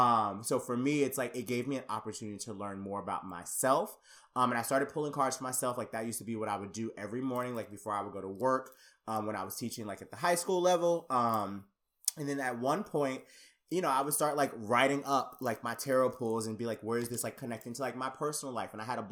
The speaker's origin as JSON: {"language": "English", "town": "Conyers", "region": "Georgia", "country": "United States", "tie": "born or raised there", "said": "growing up Black and growing up, I'm from Conyers, Georgia. If you look it up on a map, it is literally like one of the smallest cities in Georgia, like completely coming from a very like conservative Black family."}